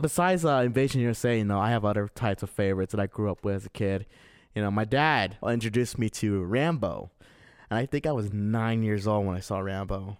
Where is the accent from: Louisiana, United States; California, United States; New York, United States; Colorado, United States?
California, United States; Azusa; moved away; 'cause I used to live in Azusa, and there was always this video store in my hometown